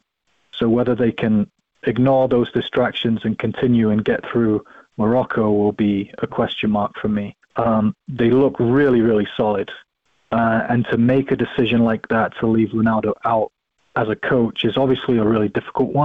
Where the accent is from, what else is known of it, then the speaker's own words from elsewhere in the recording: England, United Kingdom; moved away; also born or lived in Scotland; I grew up, I lived in England longer than I lived in Scotland